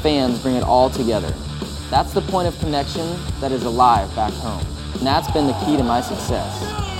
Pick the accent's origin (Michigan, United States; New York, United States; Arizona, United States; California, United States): California, United States; Northern; I think that's a product of growing up in Northern California.